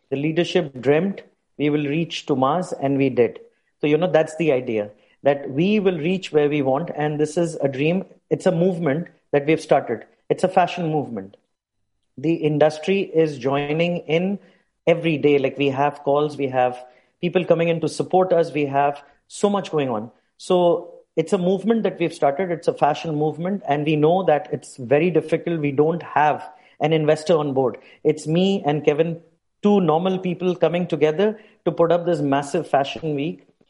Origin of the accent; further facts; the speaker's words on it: India; moved away as an adult; now in Dubai, United Arab Emirates; I hail from India originally.